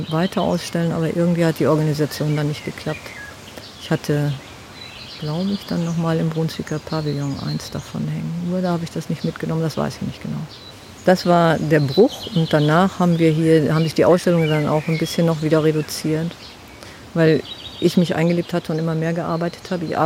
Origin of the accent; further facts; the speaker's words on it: Ulsnitz, Germany; Nein, aufgewachsen bin ich in Ulsnitz.